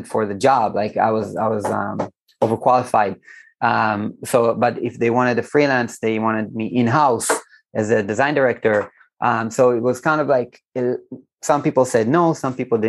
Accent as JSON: {"language": "English", "country": "Israel", "said": "here in Israel, I'm from Israel"}